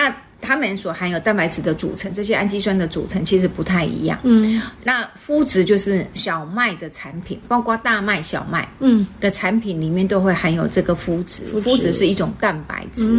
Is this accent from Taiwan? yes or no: yes; Taiwan; 讲白了，就是我们台湾人最常吃的面筋啊。